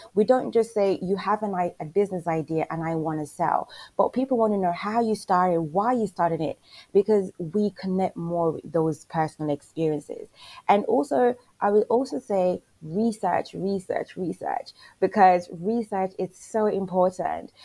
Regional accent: Jamaica; I'm from Jamaica as well

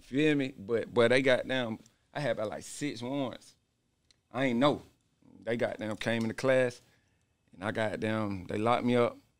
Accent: Stone Mountain, Georgia, United States; also born or lived in Conyers, Georgia / East Atlanta / Decatur, Georgia; I'm from Stone Mountain. That's where I was from probably about 13, something like that. 12

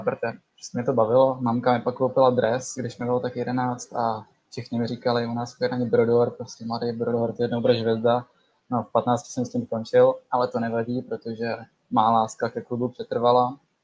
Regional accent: Kadaň, Ústí nad Labem Region, Czechia; jsem z Kadaně.

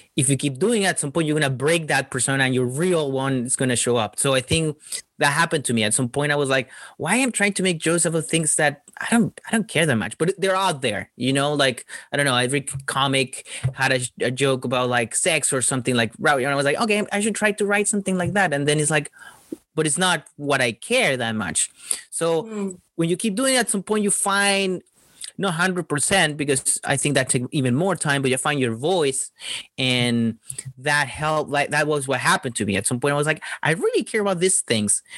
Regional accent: Chile; moved away; when I was growing up in Chile, well, Chile is really small

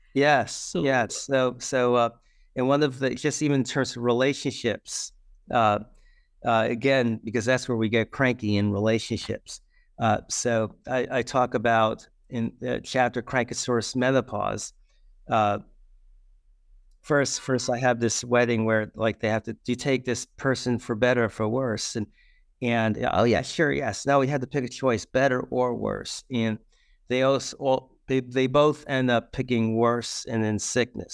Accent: New York City, New York, United States; I grew up in the Bronx, so in New York City

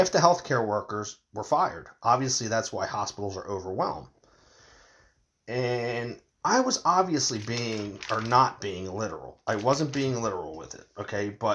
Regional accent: United States

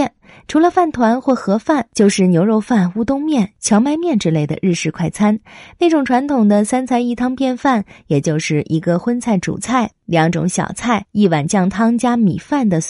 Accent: Japan; 身为日本人的我，也是在打听了一番之后，才找到了这家深藏不露的美味居酒屋的。

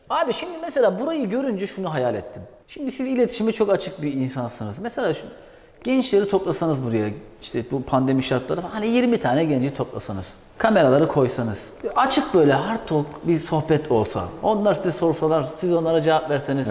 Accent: Black Sea Region, Turkey; Karadeniz ben de Karadeniz

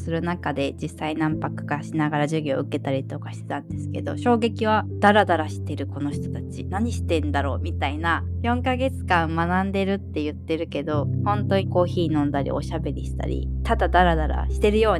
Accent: Greater Tokyo Area, Japan; 私ももう一人の共同代表も首都圏出身なので、なんかいわゆる田舎みたいな場所を持っていなくって、

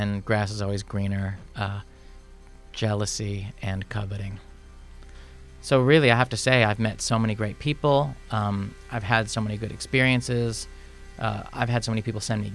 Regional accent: Midwest, United States; also born or lived in Chicago; now in Seattle, United States; I'm from the Midwest. I'm Midwestern. Those are my people

